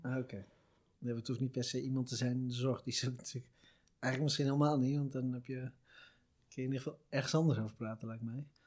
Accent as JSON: {"language": "Dutch", "town": "Veenendaal", "region": "Utrecht", "country": "Netherlands", "said": "we komen uit hetzelfde dorp ook nog, stad, gemeente, dat is het? Gemeente. Iets tussenin. V-City, Veenendaal"}